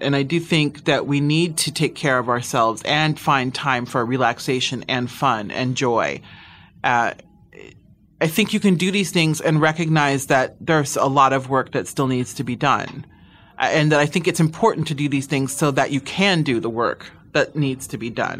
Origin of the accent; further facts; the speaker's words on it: Midwest, United States; now in Los Angeles, United States; I'm from the Midwest. I born and raised